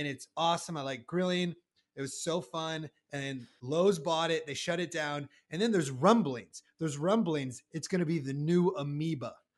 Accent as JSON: {"language": "English", "region": "Iowa", "country": "United States", "tie": "born or raised there", "said": "growing up in Iowa"}